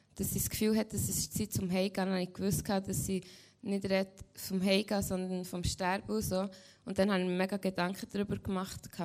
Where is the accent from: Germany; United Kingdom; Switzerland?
Switzerland; Lengnau; also born or lived in Caribbean; ich komme von Lengnau, ich bin 16 und gehe jetzt 10. Schuljahr.